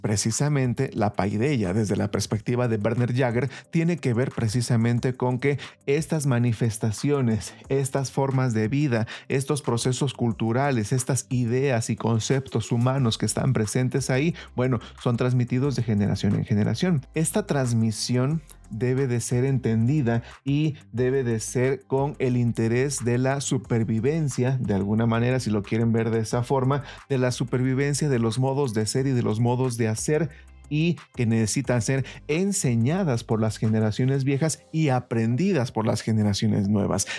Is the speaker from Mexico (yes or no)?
yes; Mexico; nosotros como mexicanos